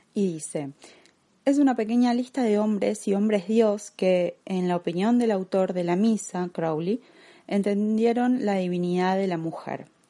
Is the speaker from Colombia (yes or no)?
no; Argentina; como argentina